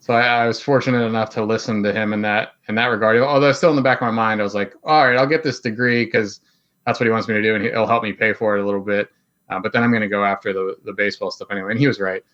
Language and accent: English; Plum, Pennsylvania, United States; I grew up in Plumborough, P